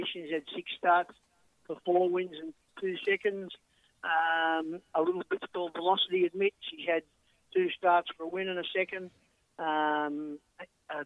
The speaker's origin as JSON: {"language": "English", "town": "Dapto", "region": "New South Wales", "country": "Australia", "tie": "born or raised there", "said": "born and bred in Dapto, lived in Dapto for 63 years"}